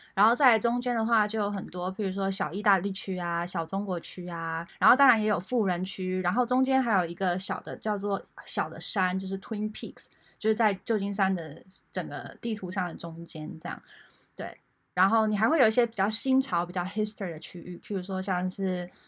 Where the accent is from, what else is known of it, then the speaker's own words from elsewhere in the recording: Taiwan; moved away as an adult; also born or lived in France; now in San Francisco Bay Area, United States; 我在台湾长大，后来到美国留学，去过法国当交换学生，现在在美国旧金山湾区当斜杠青年